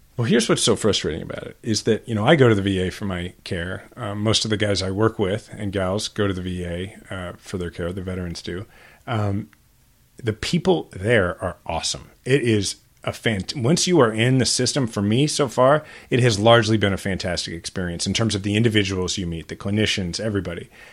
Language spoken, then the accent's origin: English; Kansas City, Missouri, United States; born or raised there